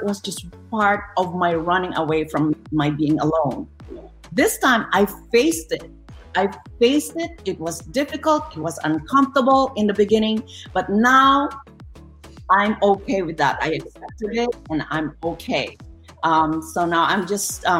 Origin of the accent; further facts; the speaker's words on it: Philippines; moved away; I'm Filipino. I have a big, big family.